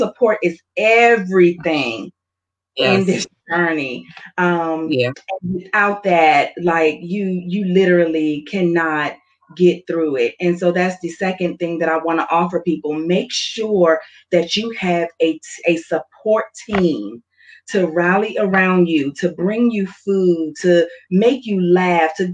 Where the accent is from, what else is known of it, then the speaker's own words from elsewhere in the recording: the South, United States; I'm from the South, so I grew up where we are not to question God